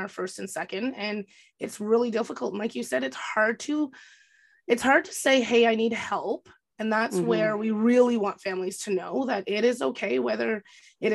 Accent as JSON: {"language": "English", "town": "Kapuskasing", "region": "Ontario", "country": "Canada", "tie": "born or raised there", "said": "my hometown, Kapuskasing"}